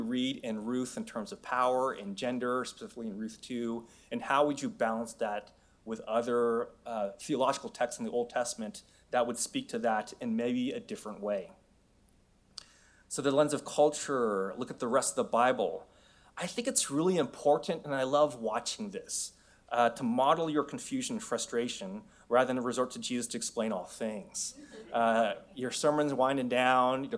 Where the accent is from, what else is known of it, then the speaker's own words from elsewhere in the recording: San Francisco, California, United States; moved away as an adult; also born or lived in Los Angeles / Seoul, Korea; now in Oregon, United States; I was born and raised in San Francisco